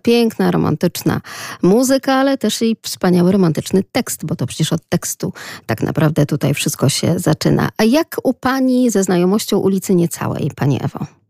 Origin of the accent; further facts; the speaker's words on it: Lublin, Lublin Voivodeship, Poland; accent: Lublin; z takim akcentem naszym troszeczkę prześmiewczym, lubelskim